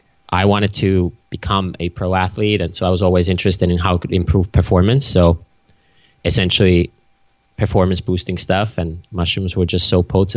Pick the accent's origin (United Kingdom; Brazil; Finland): Finland; I grew up in Finland